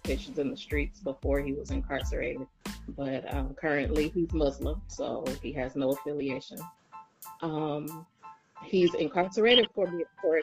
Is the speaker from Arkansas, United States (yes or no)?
no; Oakland, California, United States; I'm originally from California, from Oakland